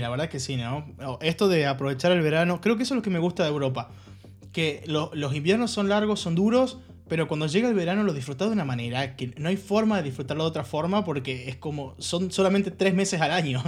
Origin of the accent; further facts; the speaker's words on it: Argentina; moved away as an adult; also born or lived in Halle, Germany; now in Germany; yo soy argentino, Sí. Por si no se nota en, mi, tonada, en mi acento, eh, o las palabras que uso